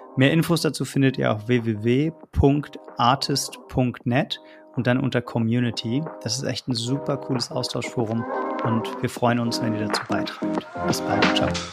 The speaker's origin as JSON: {"language": "German", "region": "Berlin", "country": "Germany", "tie": "born or raised there", "said": "Ich bin gebürtiger Berliner"}